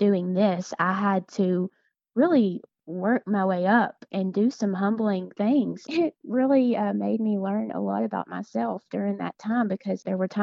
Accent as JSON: {"language": "English", "region": "Tennessee", "country": "United States", "moved": "as an adult", "said": "I am from Tennessee. My husband and I moved here about 4.5 years ago."}